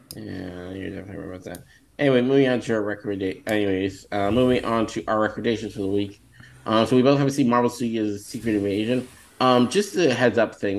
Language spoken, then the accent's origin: English; Northern California, United States; I'm from Northern California